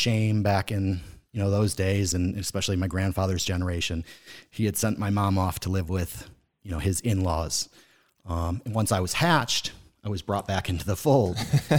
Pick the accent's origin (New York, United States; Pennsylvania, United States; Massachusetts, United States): Massachusetts, United States; Boston; born there; So I was born in Boston, Massachusetts. That's where my mom's side of the family is from.